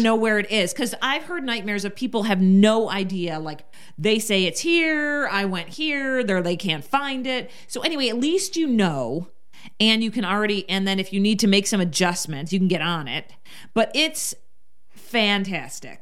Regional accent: Rochester, New York, United States; now in Las Vegas, United States; my hometown of Rochester, New York

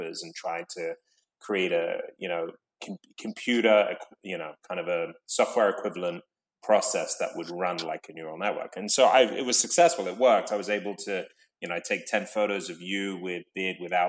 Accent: London, United Kingdom; I grew up in London

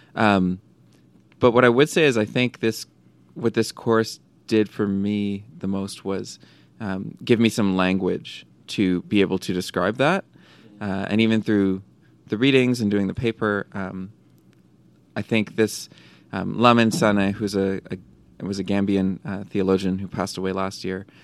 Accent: Vancouver, British Columbia, Canada; also born or lived in Cape Town, South Africa; grew up around this community, and uh, I'm from Vancouver

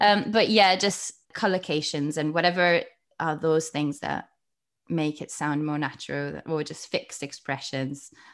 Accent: Milan, Lombardy, Italy; English is a second language; moved away as an adult; also born or lived in United Kingdom / Bristol; I was born in Italy, and, yeah, I'm from Milan

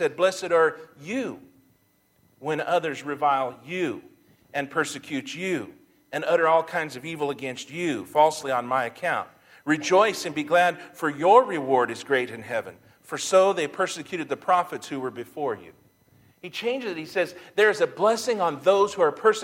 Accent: United States; as American Christians

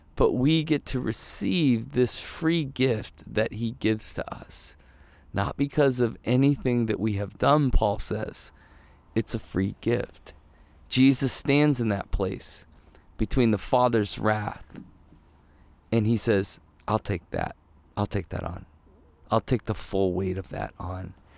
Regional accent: Ohio, United States; also born or lived in Michigan; I, I was born in Michigan, but we grew up in Ohio

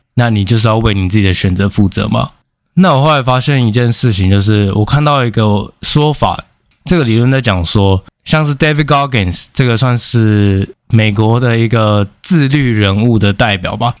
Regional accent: Taiwan; also born or lived in Spain; 我们台湾人

